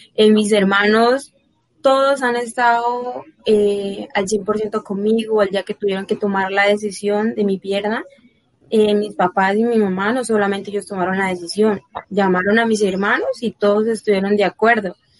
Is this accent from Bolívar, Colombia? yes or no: yes; San Pablo, Bolívar, Colombia; now in Bucaramanga, Colombia; mi pueblo, San Pablo Bolívar, también todas esas personas que, que me conocen desde pequeña